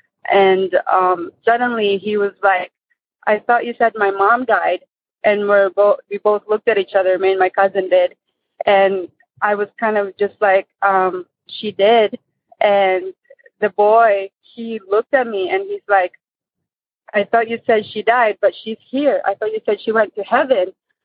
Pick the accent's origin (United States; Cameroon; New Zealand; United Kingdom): United States; Michigan; also born or lived in Philippines; I'm from Michigan.